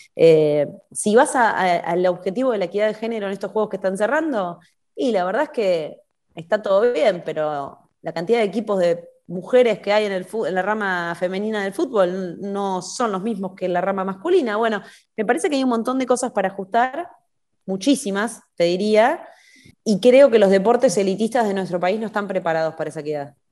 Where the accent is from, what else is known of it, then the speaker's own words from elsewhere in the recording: Argentina; somos todos argentinos